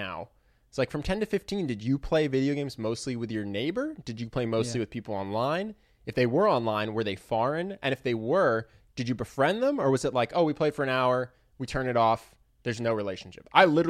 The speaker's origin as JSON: {"language": "English", "town": "Philadelphia", "region": "Pennsylvania", "country": "United States", "accent": "Philadelphia", "said": "Here I am with my Philadelphia accent."}